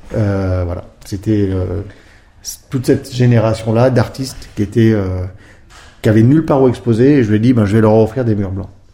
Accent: Grenoble, Auvergne-Rhône-Alpes, France; je suis grenoblois, hein, donc euh, premières années, bah, comme tout bon grenoblois, quand on était sur les skis très tôt

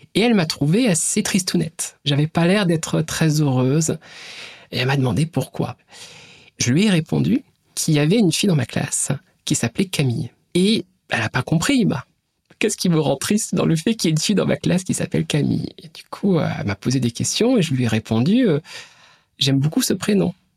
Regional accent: Brittany, France; Ma famille, je la situerai en tout cas dans mon enfance plutôt classe moyenne, quelque part euh, en Bretagne

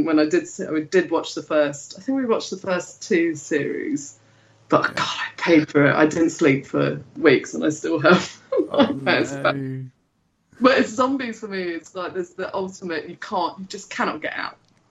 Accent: London, United Kingdom; I grew up in London.

